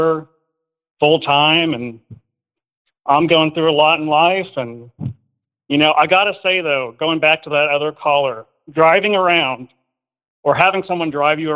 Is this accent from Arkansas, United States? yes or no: yes; Arkansas, United States; moved away as an adult; now in Kansas City, United States; I'm originally from Arkansas